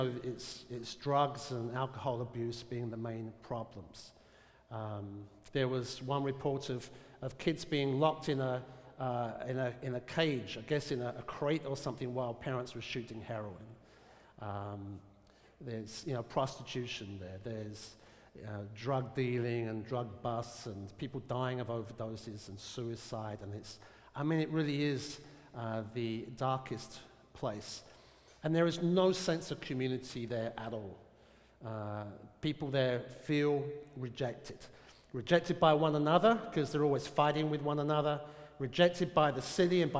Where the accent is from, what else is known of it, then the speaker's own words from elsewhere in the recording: London, United Kingdom; moved away as an adult; now in Portsmouth, United States; I grew up in South London